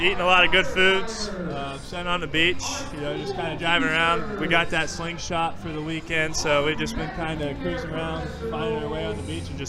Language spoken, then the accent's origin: English; Guernsey County, Ohio, United States; moved away as an adult; growing up in Guernsey County